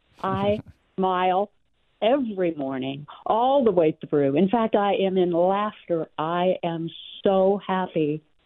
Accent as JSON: {"language": "English", "town": "Bethesda", "region": "Maryland", "country": "United States", "tie": "born or raised there", "also_born_or_lived": "Washington, D.C.", "moved": "as an adult", "lives_now": "Kentucky, United States", "said": "I was raised in Bethesda and had worked in D.C., and I'm so happy to be out of there."}